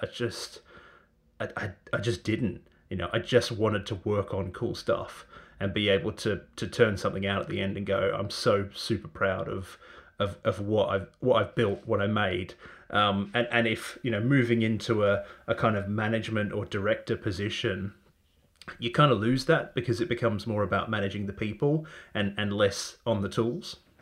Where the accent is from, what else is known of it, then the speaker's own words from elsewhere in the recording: Australia; moved away; I'm originally from Australia